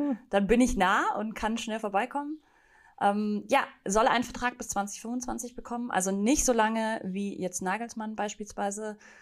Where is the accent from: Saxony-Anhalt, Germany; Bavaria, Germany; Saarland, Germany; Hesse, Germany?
Bavaria, Germany; near Munich; Ich bin ja ursprünglich aus der Nähe von München